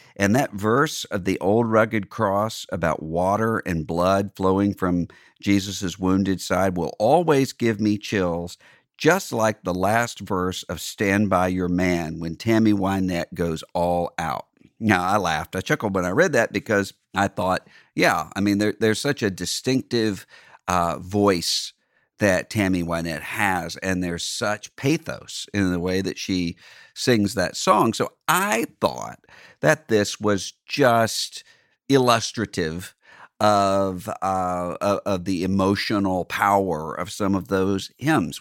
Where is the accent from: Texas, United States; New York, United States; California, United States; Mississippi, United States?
Mississippi, United States; my home state of Mississippi